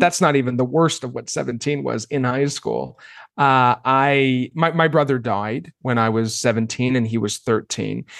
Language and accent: English; Maine, United States; I grew up, I grew up in Maine